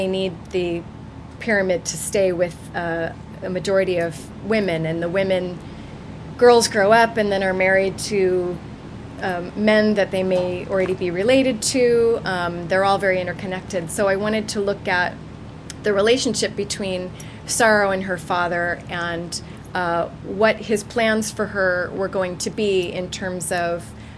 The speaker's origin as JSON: {"language": "English", "country": "United States", "moved": "as an adult", "said": "I'm from the States, you can probably hear, but I moved here in 1995"}